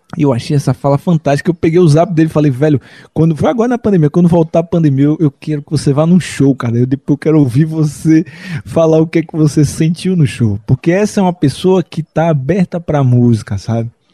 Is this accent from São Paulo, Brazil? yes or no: no; Salvador, Bahia, Brazil; Eu sou nascido em Salvador, Bahia, um outro berço cultural brasileiro